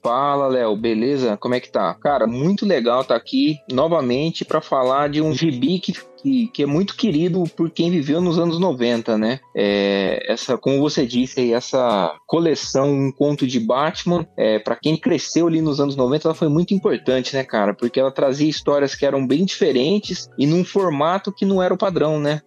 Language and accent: Portuguese; Barretos, São Paulo, Brazil; eu sou eu sou de Barretos